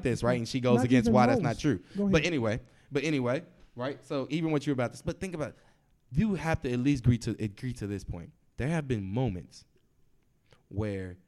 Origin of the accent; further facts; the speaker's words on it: Texas, United States; I grew up in the South in Texas